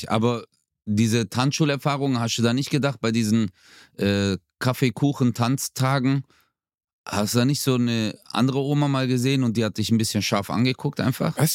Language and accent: German; Germany; Ich bin nun mal, du darfst es nicht